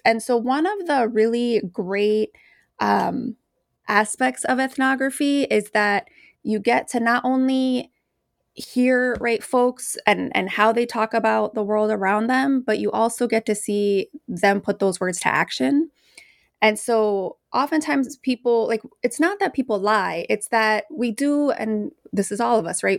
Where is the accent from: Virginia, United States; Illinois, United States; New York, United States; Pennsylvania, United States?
Illinois, United States; Chicago; I grew up in the Post neighborhood of Chicago. I'm from Mexican Chicago